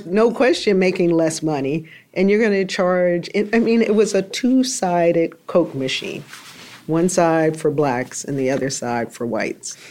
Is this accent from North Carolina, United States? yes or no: yes; Greensboro, North Carolina, United States; moved away; I went to Greensboro, back to my hometown